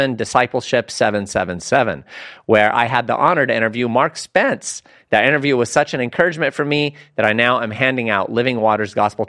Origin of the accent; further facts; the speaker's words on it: Lebanon; I'm from Lebanon